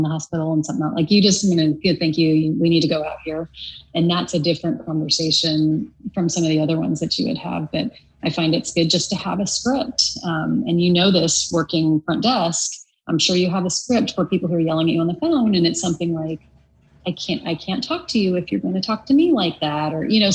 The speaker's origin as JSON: {"language": "English", "country": "United States", "tie": "born or raised there", "also_born_or_lived": "Oklahoma / Kansas", "moved": "as an adult", "lives_now": "California, United States", "said": "I grew up in Kansas and Oklahoma"}